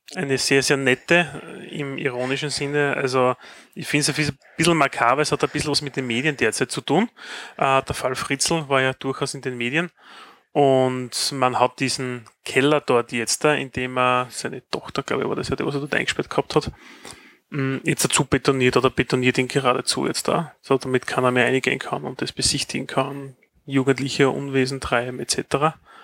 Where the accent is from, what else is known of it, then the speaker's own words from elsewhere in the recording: Styria, Austria; auch ich als Steirer verstehe kein Wort